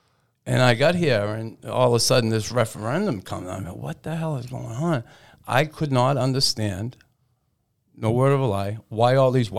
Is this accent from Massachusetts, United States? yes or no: yes; Boston, Massachusetts, United States; moved away as an adult; also born or lived in Quebec; growing up in Boston when I did in the 60s and 70s